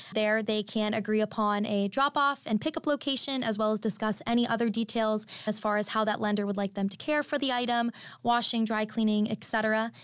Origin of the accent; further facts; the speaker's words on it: Orlando, Florida, United States; I'm originally from Orlando, Florida